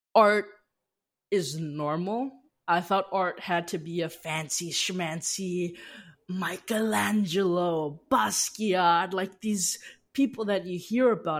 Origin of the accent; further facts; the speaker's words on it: Las Vegas, Nevada, United States; moved away; also born or lived in Seattle; I grew up in Las Vegas, Nevada